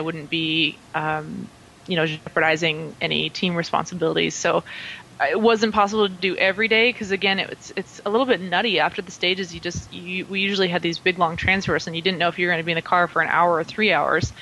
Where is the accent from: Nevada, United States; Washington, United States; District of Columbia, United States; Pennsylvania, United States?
Nevada, United States; Reno; moved away as an adult; also born or lived in California; now in Europe; my hometown of Reno, Nevada.